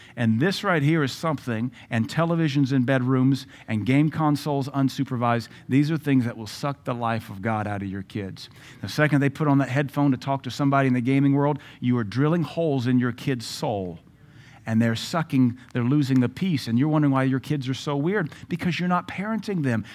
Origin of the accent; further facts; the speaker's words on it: United States; an American man and a pastor